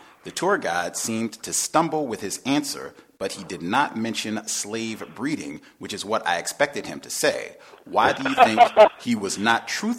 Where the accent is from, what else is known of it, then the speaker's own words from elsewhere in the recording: Virginia, United States; moved away; I was born in Virginia, and I am a University of Virginia graduate